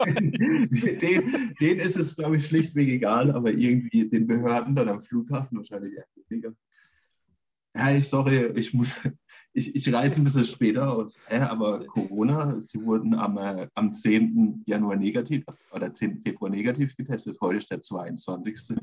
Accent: Germany; ich bin ja in Schöpfronn auf dem Dorf groß geworden

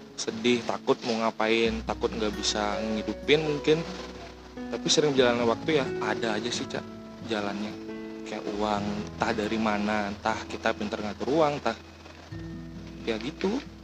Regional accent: Bali, Indonesia; aku orang Bali

